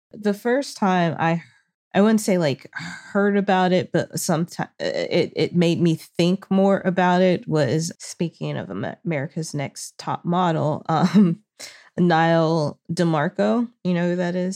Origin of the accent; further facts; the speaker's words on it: Arkansas, United States; now in Los Angeles, United States; I'm currently in Arkansas visiting my family